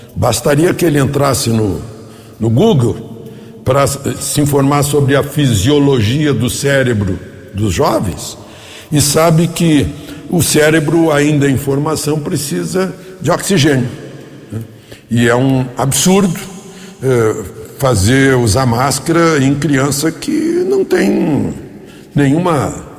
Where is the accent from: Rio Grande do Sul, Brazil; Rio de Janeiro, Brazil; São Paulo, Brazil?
Rio Grande do Sul, Brazil; meu estado natal, Rio Grande do Sul